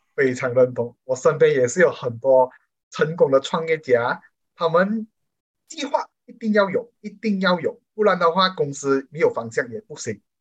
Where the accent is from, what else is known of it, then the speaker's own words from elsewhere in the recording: Malaysia; 我们马来西亚人民